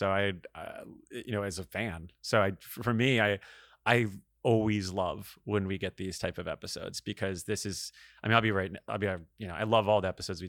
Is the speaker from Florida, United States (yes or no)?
yes; Florida, United States; I think it's more Florida, which is actually ironic considering I'm actually from Florida.